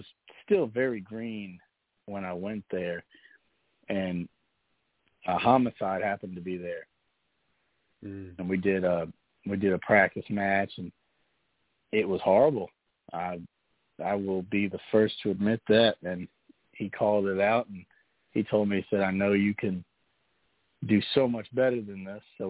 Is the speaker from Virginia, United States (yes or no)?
yes; Virginia, United States; in my hometown, Virginia, of course I'm a baby